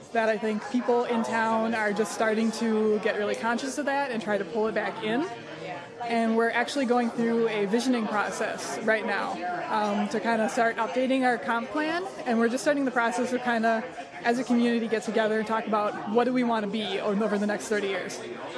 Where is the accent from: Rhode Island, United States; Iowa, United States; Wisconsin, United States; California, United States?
Wisconsin, United States; Fort Atkinson; My hometown is Fort Atkinson, Wisconsin, which is right. It's about 12,000 people right between Madison and Milwaukee.